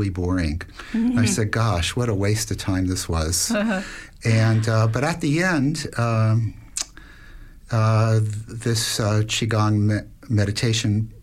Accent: Miami, Florida, United States; moved away as an adult; also born or lived in Washington, D.C. / Atlanta, Georgia; I grew up in Miami, Florida

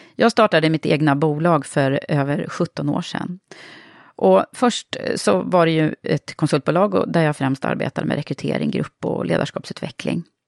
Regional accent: Södertälje, Stockholm County, Sweden; jag kom från Södertälje

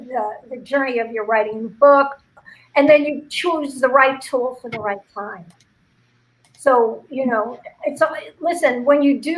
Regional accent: Cincinnati, Ohio, United States; So it's like, good morning, Cincinnati. Oh, by the way, I'm from Cincinnati.

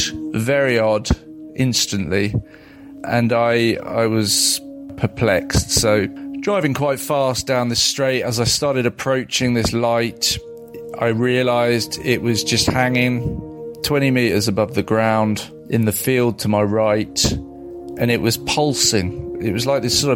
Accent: Surrey, South East England, United Kingdom; the little village that I grew up

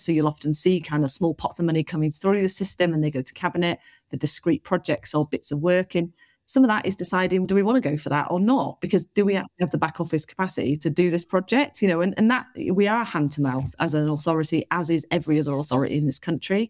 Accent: Salford, North West England, United Kingdom; moved away as an adult; also born or lived in Liverpool / Chester; now in Bristol, United Kingdom; I'm from Salford

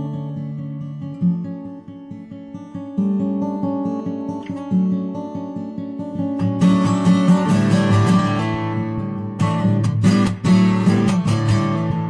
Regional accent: United States; also born or lived in New Jersey / New York; now in New Mexico, United States; I'm from New Jersey and in New York originally, I'm a New Yorker, and I'm in New Mexico now

